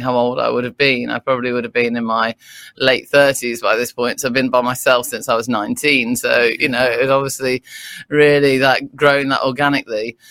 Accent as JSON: {"language": "English", "area": "Derbyshire", "region": "East Midlands", "country": "United Kingdom", "also_born_or_lived": "London / Surrey", "moved": "as an adult", "lives_now": "Brighton, United Kingdom", "said": "I'm from Derbyshire originally."}